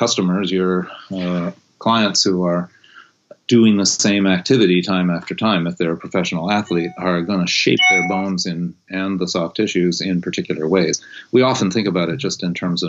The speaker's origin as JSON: {"language": "English", "region": "East Coast / New England", "country": "United States", "tie": "born or raised there", "also_born_or_lived": "California", "moved": "as an adult", "said": "I was born on the East Coast and was raised very much up in my in that kind of New Englandy, don't pay attention to your body kind of upbringing"}